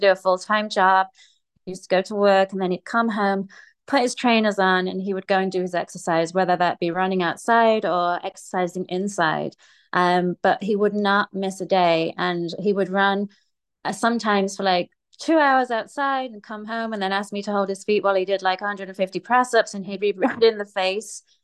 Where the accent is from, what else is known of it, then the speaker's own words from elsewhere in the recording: England, United Kingdom; I grew up in England, in um, the UK, um, which is England.